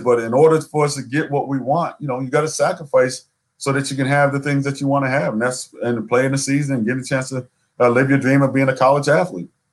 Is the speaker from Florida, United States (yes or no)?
yes; South Florida, United States; moved away as an adult; also born or lived in Seattle, Washington; I I grew up in South Florida. I went to school way up in Seattle, Washington